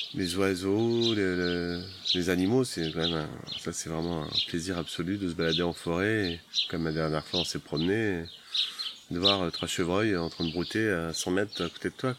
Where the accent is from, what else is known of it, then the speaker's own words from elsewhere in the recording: Paris, Île-de-France, France; moved away; On est parisien